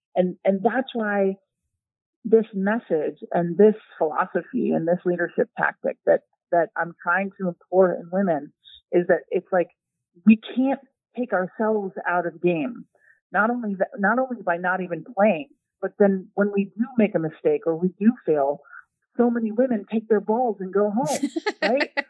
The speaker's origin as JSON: {"language": "English", "country": "United States", "said": "as an American"}